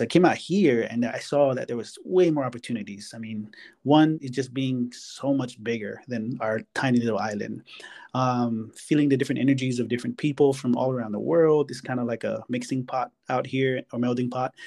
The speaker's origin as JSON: {"language": "English", "region": "Hawaii", "country": "United States", "tie": "born or raised there", "moved": "yes", "said": "I'm from Hawaii"}